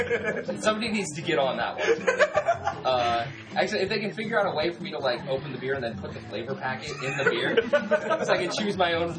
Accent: United States; but we're fucking American.

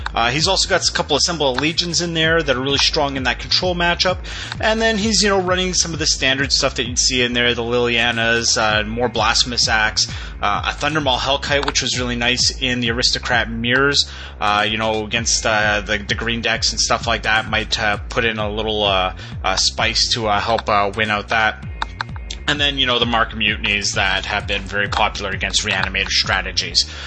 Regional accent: Edmonton, Alberta, Canada; my hometown of Edmonton, Alberta

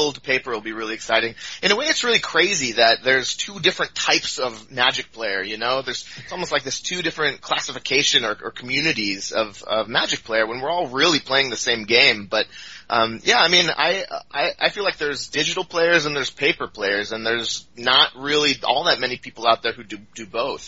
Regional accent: Seattle, Washington, United States; moved away as an adult; now in Oakland, United States; I lived in Seattle. That's kind of where I grew up. Ever since, elementary school, lived up there in the Pacific Northwest

